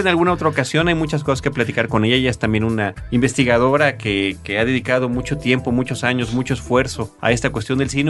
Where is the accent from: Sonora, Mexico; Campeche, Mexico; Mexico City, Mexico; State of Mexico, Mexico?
Campeche, Mexico; moved away; fue en mi tierra